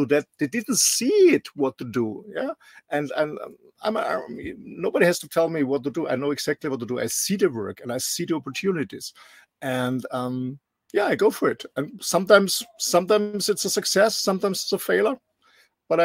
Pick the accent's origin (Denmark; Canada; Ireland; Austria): Austria; moved away; Austria has no sea access in my home country